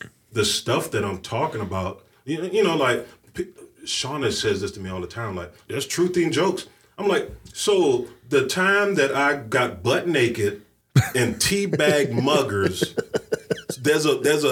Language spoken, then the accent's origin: English; the South, United States; moved away; I come from the South, and I grew up very much under a conservative, like, umbrella